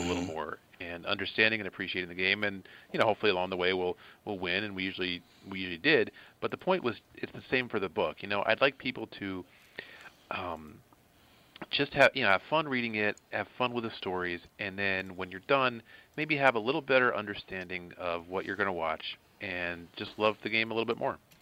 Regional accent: outside Philadelphia, Pennsylvania, United States; I grew up outside Philadelphia

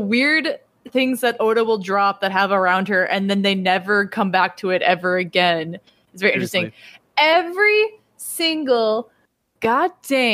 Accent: Midwest, United States; I'm from the Midwest, like the Midwest and or the Wisconsin and Illinois area

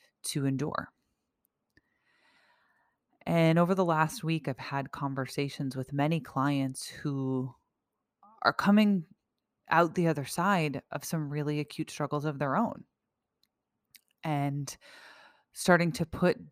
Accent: United States; someone who has lived in a relative safety and peace as an American all of my life

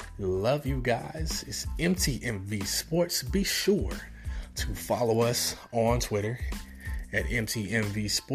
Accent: Kansas City, Missouri, United States; moved away as an adult; now in Atlanta, United States; born and raised in Kansas City, Missouri. For the first 27 years of my life. Then I'm down here in Atlanta, moved to Atlanta. But born and raised in KC, man.

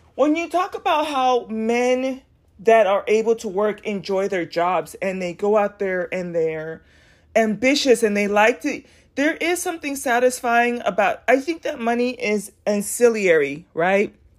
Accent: United States; I'm proud to be an American

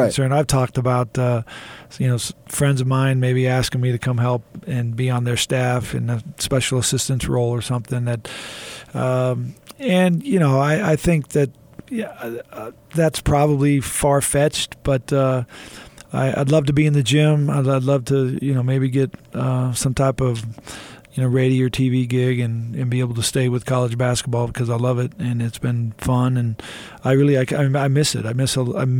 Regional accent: Houston, Texas, United States; I was a kid growing up in Houston

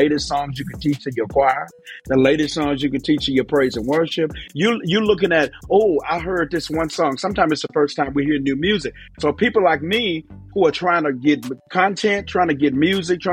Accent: Memphis, Tennessee, United States; I'm from Memphis, Tennessee, but I traveled around the whole country

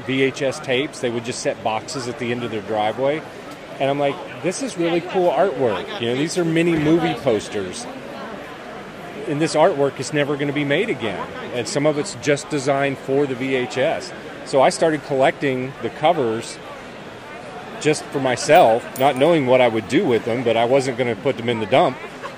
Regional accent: North Carolina, United States; I'm from North Carolina.

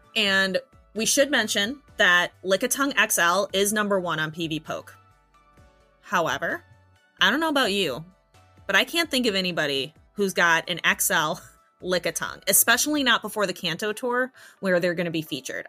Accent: United States; I'm from a small town, and people are definitely that charming. Like I'm from Podunk, USA

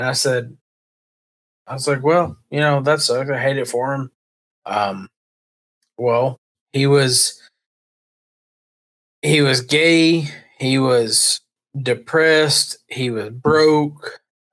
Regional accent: Georgia, United States; We're all from Georgia.

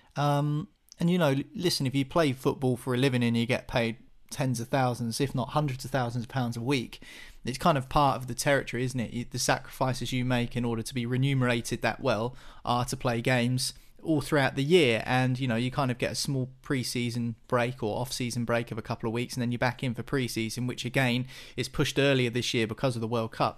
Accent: England, United Kingdom; being English

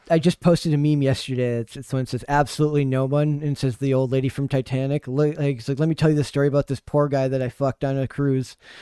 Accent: Minnesota, United States; I'm from Minnesota, so people make fun of, uh, stuff I or say that, uh, I don't talk like a Minnesotan

